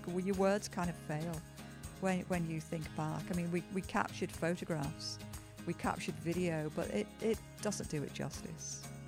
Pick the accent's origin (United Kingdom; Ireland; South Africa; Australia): United Kingdom; Liverpool, North West England; moved away as an adult; now in Toronto, Canada; I was born in Liverpool, England